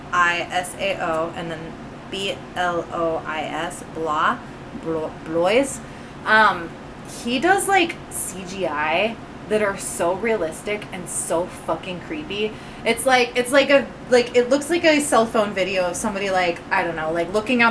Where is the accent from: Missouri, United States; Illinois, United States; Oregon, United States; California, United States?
Illinois, United States; Quincy; my hometown, Quincy, Illinois